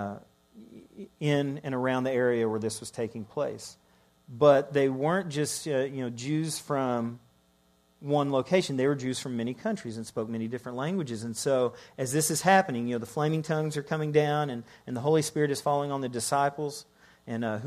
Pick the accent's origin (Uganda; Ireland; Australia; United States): Ireland; also born or lived in Scotland; I'm Irish